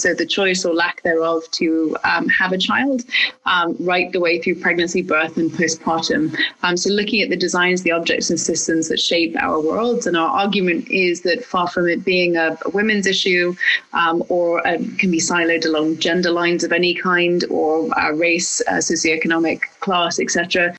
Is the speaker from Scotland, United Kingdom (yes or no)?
yes; Scotland, United Kingdom; now in Providence, United States; I live in Providence, Rhode Island. I'm originally from Scotland.